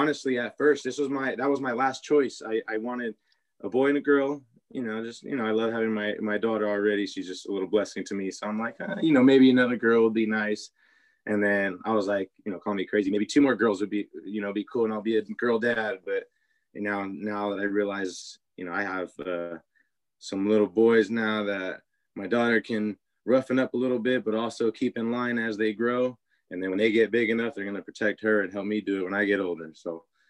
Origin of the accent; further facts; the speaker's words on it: San Jose, California, United States; I grew up on the East Side.